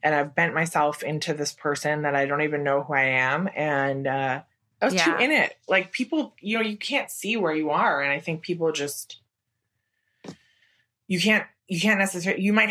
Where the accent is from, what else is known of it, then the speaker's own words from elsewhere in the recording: Wisconsin, United States; moved away as an adult; now in New York, United States; I'm from Wisconsin and I moved to New York right after college.